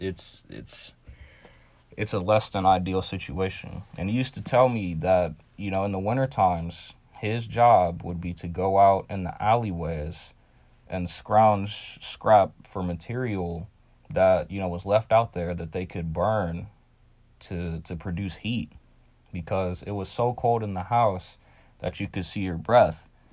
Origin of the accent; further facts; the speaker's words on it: Ohio, United States; as a black kid in Ohio